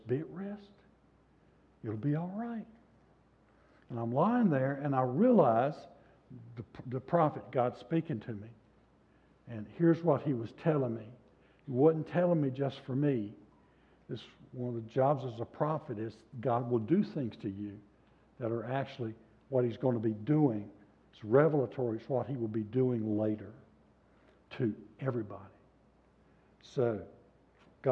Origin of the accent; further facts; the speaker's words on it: the South, United States; I was raised in the South